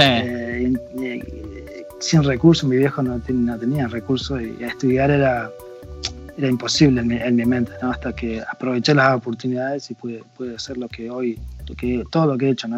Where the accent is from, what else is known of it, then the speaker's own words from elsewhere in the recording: Choele Choel, Río Negro, Argentina; moved away as an adult; now in United States; mi mamá y mi papá conocieron a una familia eh, de agua que estaban en mi pueblo, en la Patagonia.